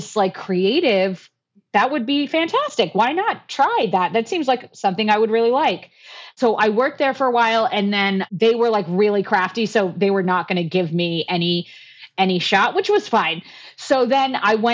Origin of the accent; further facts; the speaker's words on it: South Florida, United States; moved away as an adult; now in Phoenix, United States; originally I am from South Florida